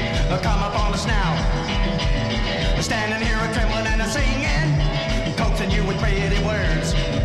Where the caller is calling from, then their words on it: Chicago, Illinois, United States; Hi, this is Ruby. I'm calling from Chicago.